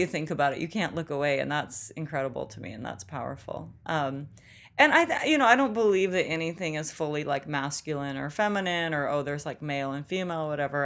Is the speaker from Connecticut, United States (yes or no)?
no; Olympia, Washington, United States; moved away as an adult; also born or lived in New York; now in Los Angeles, United States; growing up in Olympia